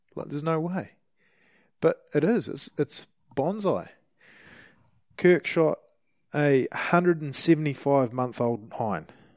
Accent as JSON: {"language": "English", "country": "New Zealand", "said": "as a Kiwi"}